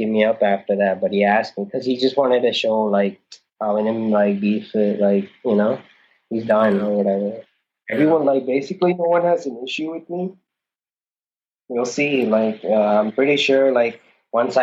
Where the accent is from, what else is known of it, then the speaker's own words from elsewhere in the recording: New Orleans, Louisiana, United States; moved away as an adult; also born or lived in Thrissur, India / Ooty, India; now in India; I'm from New Orleans